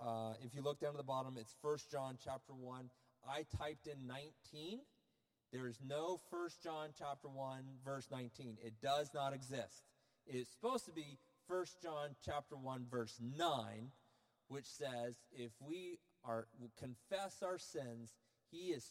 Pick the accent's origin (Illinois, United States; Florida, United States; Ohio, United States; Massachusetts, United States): Florida, United States; I'm from Florida